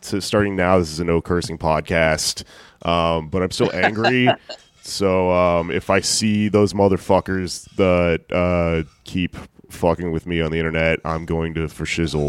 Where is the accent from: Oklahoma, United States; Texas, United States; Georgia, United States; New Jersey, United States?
Texas, United States; I'm from Texas, baby.